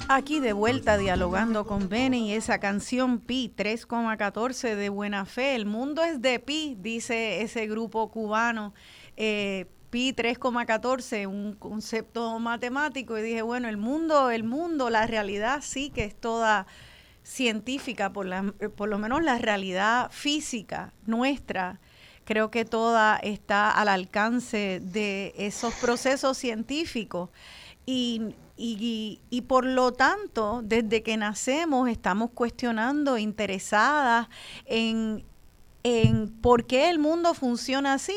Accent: Puerto Rico; los puertorriqueños y puertorriqueñas

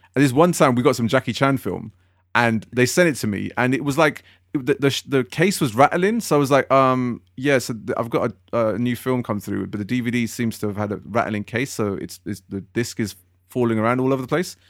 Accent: London, United Kingdom; I come from West London

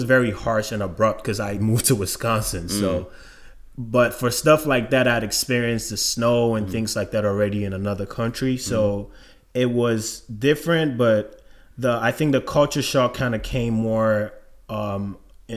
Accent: Ghana; moved away as an adult; now in Atlanta, United States; I'm from Ghana, West Africa. Lived in Ghana most of my life. Then I moved to the United States about 10 years ago now.

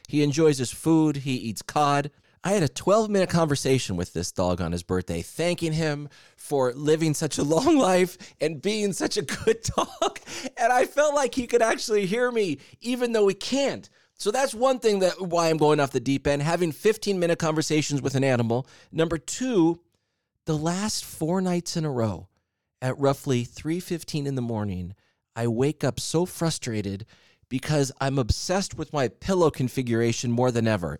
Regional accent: Southern California, United States; I'm from Southern California, went to public school

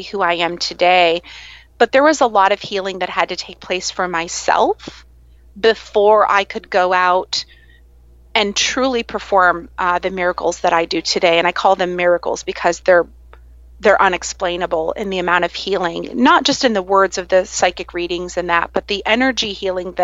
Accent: Iowa, United States; now in Virginia Beach, United States; growing up in the Midwest and being in Iowa

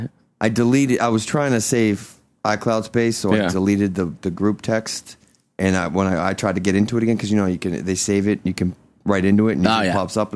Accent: Boston, Massachusetts, United States; accent: Boston

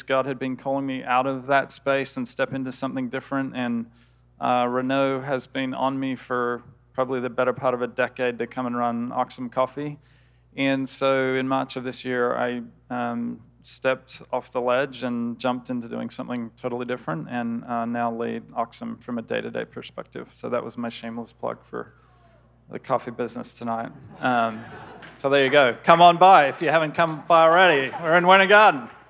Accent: Australia; moved away as an adult; now in United States; Grew up in Australia and was in Australia till I was about 26 before I moved over here to the US

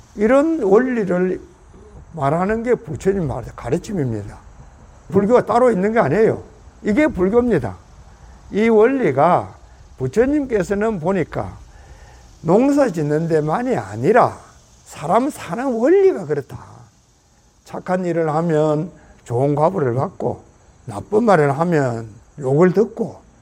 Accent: South Korea; now in United States

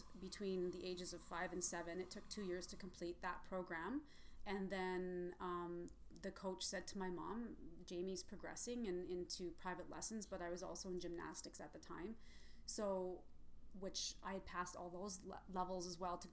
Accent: Red Deer, Alberta, Canada; I grew up in Red Deer.

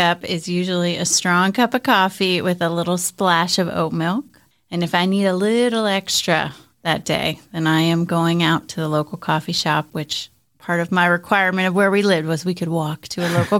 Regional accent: Philadelphia, Pennsylvania, United States; also born or lived in New Jersey, United States; Yeah, well, when I was little, Philadelphia area, so for those who are close to Philadelphia, a little time in New Jersey, a little time outside kind of Valley Forge area, and we were not an outdoor family.

